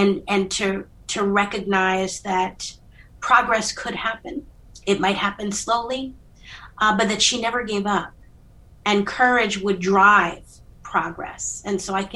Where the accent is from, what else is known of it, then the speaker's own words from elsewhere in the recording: Philadelphia, Pennsylvania, United States; history was something that growing up in Philadelphia that you couldn't escape